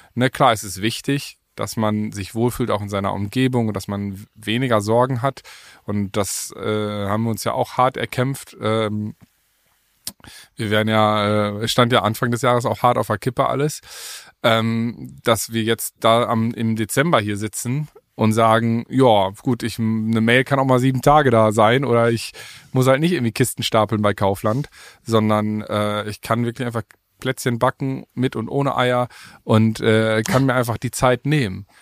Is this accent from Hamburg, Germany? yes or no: no; Paderborn, North Rhine-Westphalia, Germany; moved away as an adult; also born or lived in Berlin; hier, jetzt in, in, in Paderborn, in meiner Heimat, wo ich jetzt wieder lebe